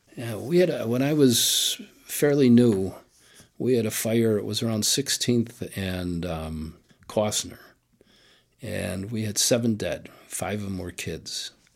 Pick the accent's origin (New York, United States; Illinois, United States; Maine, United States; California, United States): Illinois, United States; Chicago; growing up on the West Side was great.